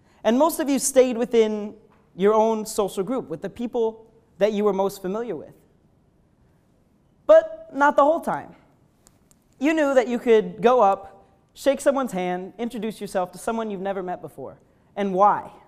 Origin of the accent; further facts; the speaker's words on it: upstate New York, United States; I'm from upstate New York